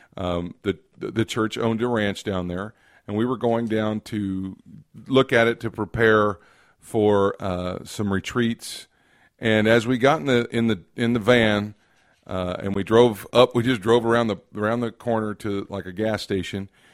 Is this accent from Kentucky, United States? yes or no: yes; Kentucky, United States; I'm from Kentucky